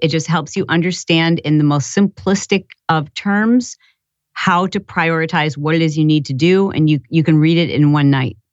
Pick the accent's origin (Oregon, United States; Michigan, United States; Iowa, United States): Michigan, United States; I grew up in Michigan